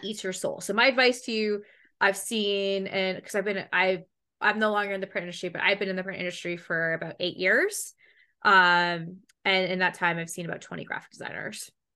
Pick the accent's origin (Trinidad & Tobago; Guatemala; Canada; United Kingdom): Canada; accent: Canadian; I'm from Canada